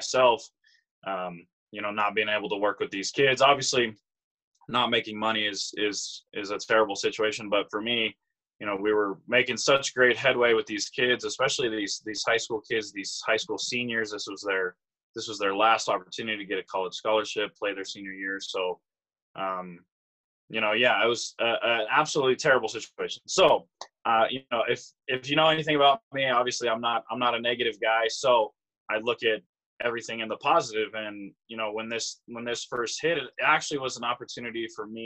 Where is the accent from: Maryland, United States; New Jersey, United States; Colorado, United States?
Colorado, United States; Pueblo; moved away as an adult; I'm from Pueblo, Colorado.